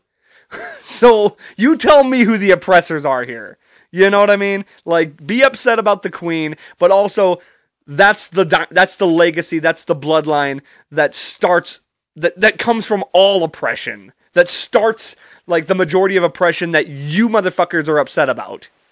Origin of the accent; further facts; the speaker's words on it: United States; me as a, as an American